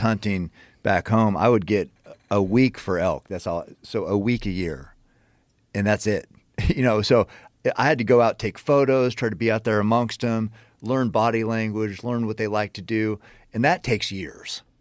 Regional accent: Western Oregon, United States; I grew up hunting in Western Oregon

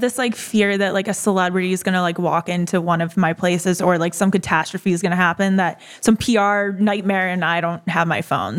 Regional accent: Buffalo, New York, United States; now in Delray Beach, United States; I'm from Buffalo

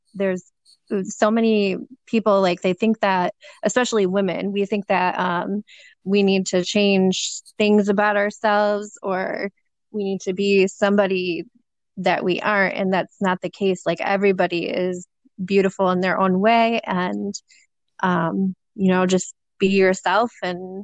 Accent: Detroit, Michigan, United States; I'm from Detroit, Michigan, born and raised

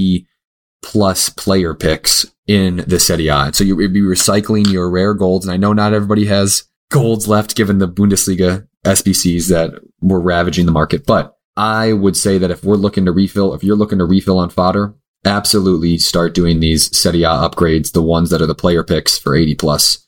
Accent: United States; we're from the United States

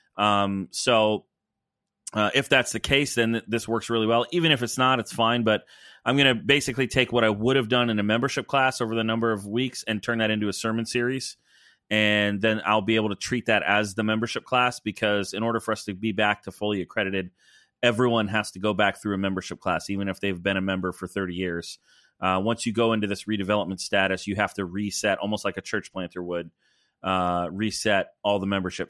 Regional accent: the South, United States; moved away; as a Southerner

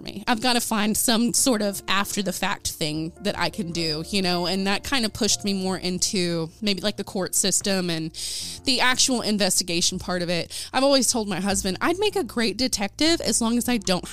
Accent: Ada, Oklahoma, United States; my hometown of Ada, Oklahoma.

